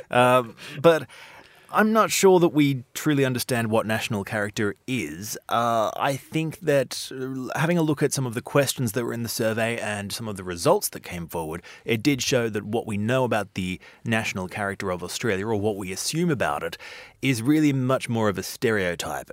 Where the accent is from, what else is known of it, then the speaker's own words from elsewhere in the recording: Brazil; moved away as an adult; now in London, United Kingdom; I was from Brazil